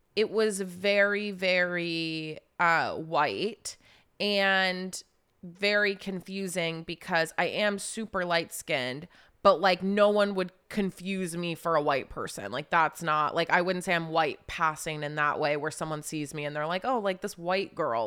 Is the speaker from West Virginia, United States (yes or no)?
yes; Charleston, West Virginia, United States; also born or lived in Wheeling, West Virginia; I grew up in West Virginia, like, kind of just raised all the way through high school in Charleston, West Virginia.